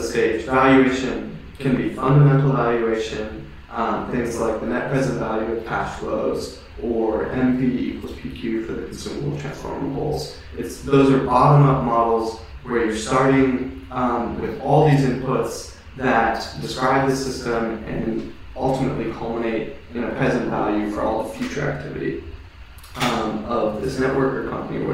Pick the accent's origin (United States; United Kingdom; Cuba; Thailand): United States; Hawaii; I grew up in Hawaii